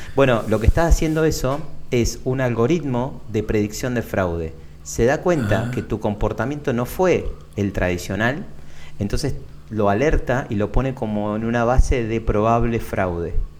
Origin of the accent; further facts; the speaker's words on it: Lomas de Zamora, Buenos Aires Province, Argentina; nací en Lomas de Zamora, que es acá en el sur de Buenos Aires, con urbano bonaerense